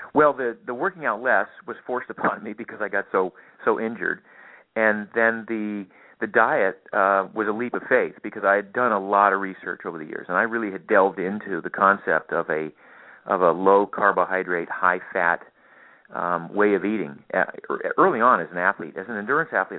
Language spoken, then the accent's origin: English; Maine, United States; I grew up in Maine, of all places